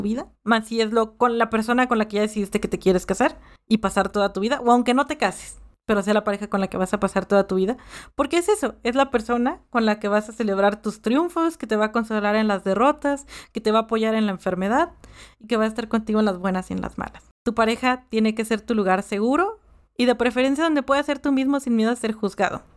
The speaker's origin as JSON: {"language": "Spanish", "country": "Mexico", "tie": "born or raised there", "said": "yo nací aquí en México"}